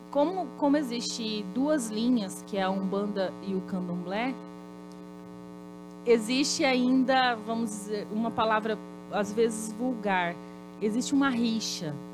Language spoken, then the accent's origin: Portuguese; Paraná, Brazil; Eu sou paranaense, mas eu me, eu me considero pantaneira. Fui criada em fazenda, tenho toda, toda essa coisa de meio ambiente nas minhas veias.